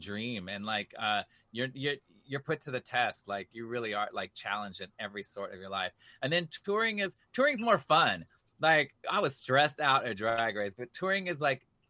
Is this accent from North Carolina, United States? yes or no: no; New York City, New York, United States; I'm from New York City. I'm Latino, man